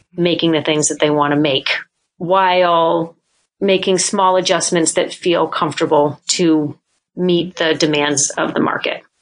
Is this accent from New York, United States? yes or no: no; New Hampshire, United States; moved away as an adult; also born or lived in Boston; now in Maine, United States; I grew up in New Hampshire